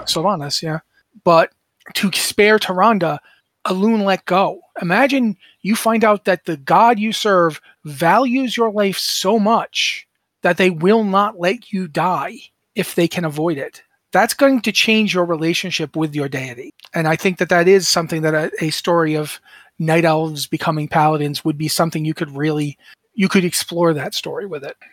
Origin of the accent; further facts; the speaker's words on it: United States; I'm a mutt. I'm an American mutt. Uh, my, my mother's parents both came over. Uh, my grandfather was from Scotland. My grandmother was from Ireland